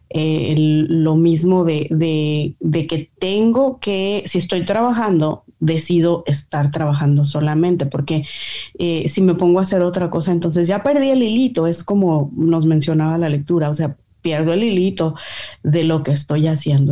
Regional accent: Mexico; como buena mexicana

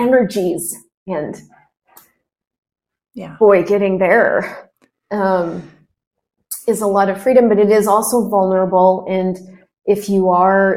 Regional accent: United States; moved away; I'm American. And it's not even because I define myself as that, but I'm not Colombian. I am American

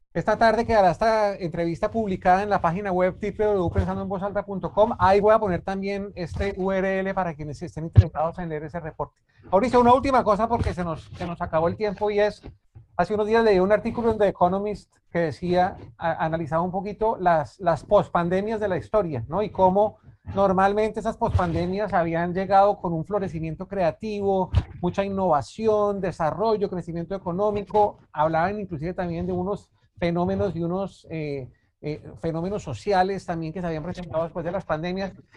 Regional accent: Colombia; nosotros como colombianos

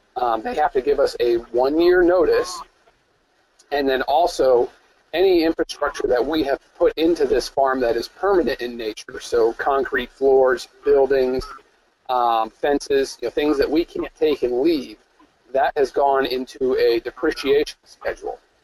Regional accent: upstate New York, United States; I was born in upstate New York.

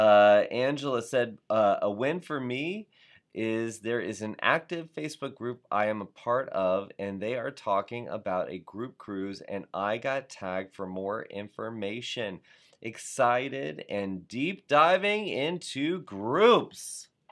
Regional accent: South Florida, United States; I was from South Florida

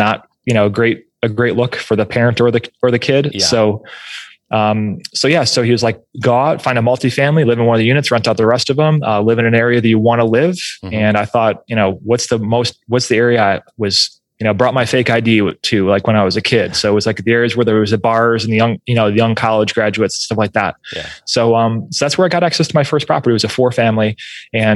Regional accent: Rochester, New York, United States; We moved out of the city of Rochester because they wanted to send my brother and I to a great school

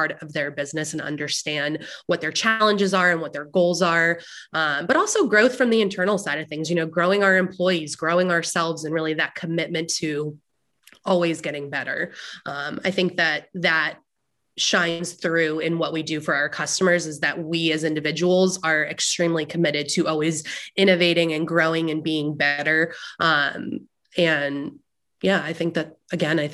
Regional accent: New Jersey, United States; now in Raleigh, United States; I'm originally from New Jersey though. So I've lived in North Carolina for a while. I consider myself a North Carolinian at this point, but loud Jersey girl at heart.

